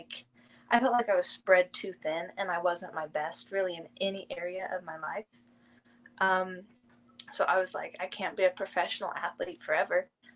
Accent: Marshfield, Missouri, United States; moved away as an adult; now in Naples, United States; Marshfield, Missouri, a really small town. I lived there my whole life.

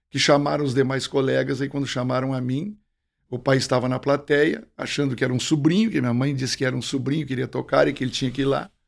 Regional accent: Bom Jesus, Rio Grande do Sul, Brazil; Eu nasci em Bom Jesus.

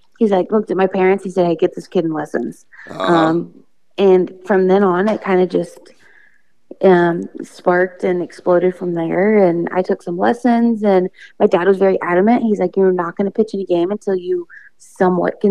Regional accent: Carroll, Ohio, United States; Originally, I am from Carroll, Ohio.

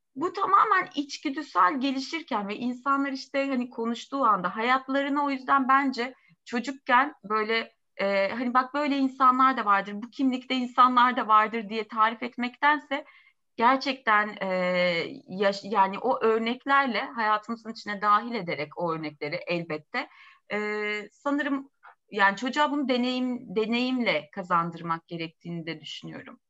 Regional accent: Turkey; also born or lived in Hasköy; bizim ülkemizde

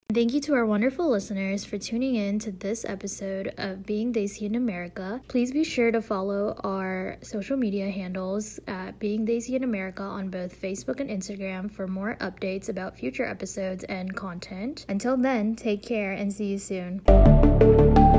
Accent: New York, United States; moved away; I'm also originally from New York

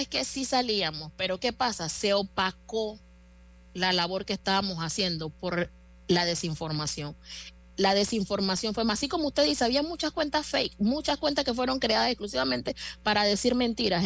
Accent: Panama; yo como panameña

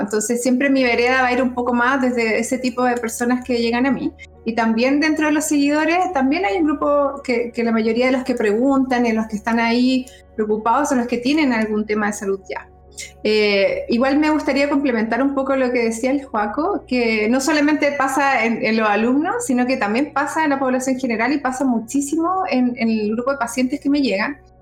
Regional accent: Concepción, Biobío, Chile; soy oriunda de Concepción, penquista

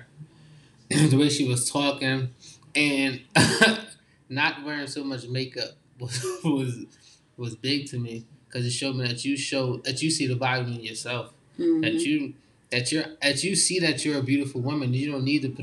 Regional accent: Philadelphia, Pennsylvania, United States; I'm from Philly

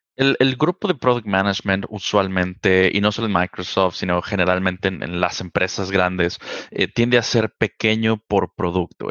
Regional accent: Mexico City, Mexico; Yo soy originario de la Ciudad de México, eh, nací y crecí allá prácticamente toda mi vida

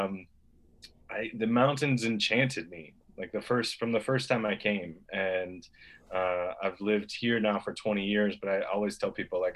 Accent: Florida Keys, United States; moved away as an adult; I grew up in the Florida Keys

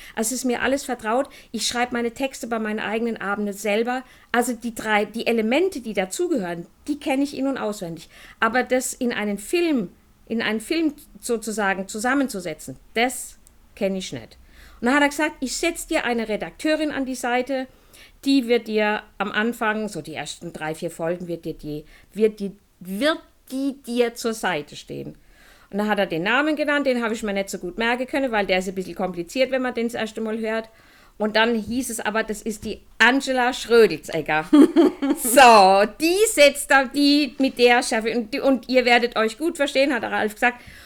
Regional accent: Heidelberg, Baden-Württemberg, Germany; ich bin auf dem Boxberg groß geworden. Wenn jemand Heidelberg kennt, das ist dieses Stadtviertel oben im Wald

